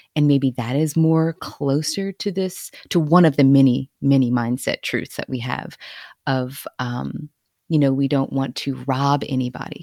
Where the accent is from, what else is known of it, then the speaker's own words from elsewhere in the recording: Cajun, Louisiana, United States; I'm also Cajun, so, right, all our bloodlines are all mixed and mashed and mingled.